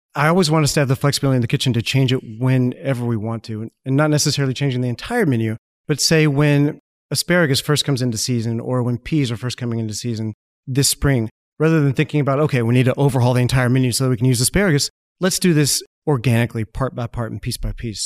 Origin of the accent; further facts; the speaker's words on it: Malvern, Arkansas, United States; I grew up in Malvern, Arkansas